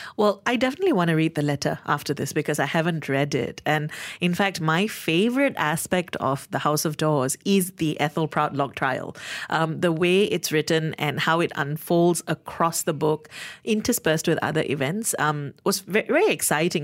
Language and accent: English; Malaysia; as a Malaysian reader